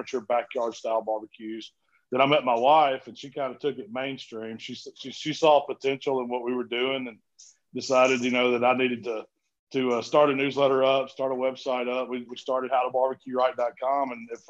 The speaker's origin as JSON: {"language": "English", "town": "Southaven", "region": "Mississippi", "country": "United States", "tie": "born or raised there", "said": "I grew up in a town called South Haven, Mississippi, which is kind of a suburb of Memphis"}